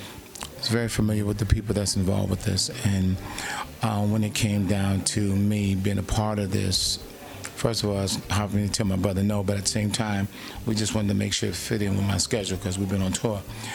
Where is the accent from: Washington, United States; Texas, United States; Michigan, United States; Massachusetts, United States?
Michigan, United States; Detroit; moved away as an adult; also born or lived in Toronto, Canada / Charlotte, North Carolina; now in Los Angeles, United States; I'm originally from Detroit, Michigan. In Toronto, my dad's Canadian, so I grew up in Toronto, Canada, and Detroit. But I live in LA. I've been in LA since 86.